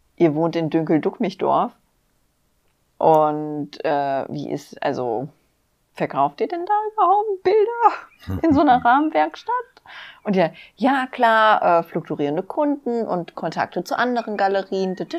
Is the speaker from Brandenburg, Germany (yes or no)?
no; near Wixhausen, Hesse, Germany; also born or lived in Frankfurt; da, wo ich aufgewachsen bin, war Wixhausen in der Nähe